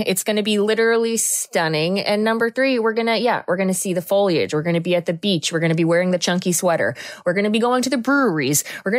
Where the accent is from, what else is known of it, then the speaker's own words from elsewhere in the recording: Cape Cod, Massachusetts, United States; I grew up on the Cape.